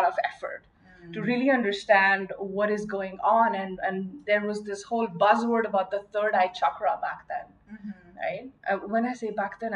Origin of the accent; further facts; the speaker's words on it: Mumbai, Maharashtra, India; I grew up in Mumbai, India